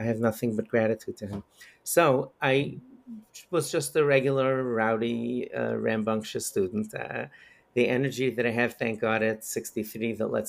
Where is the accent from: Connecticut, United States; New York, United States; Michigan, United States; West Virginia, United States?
New York, United States; also born or lived in Crown Heights, Brooklyn, New York; I grew up in Bell Harbor, Queens. I actually was born in Crown Heights